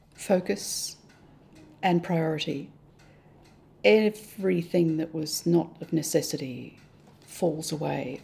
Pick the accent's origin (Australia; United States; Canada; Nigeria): Australia; moved away as an adult; now in Hong Kong; We're Australian, we're privileged. I thank God for our Australian privileges.